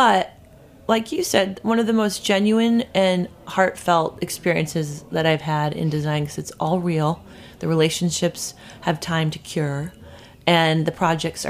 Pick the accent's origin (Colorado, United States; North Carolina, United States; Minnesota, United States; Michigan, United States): Minnesota, United States; moved away as an adult; also born or lived in Oregon; now in New York, United States; my home state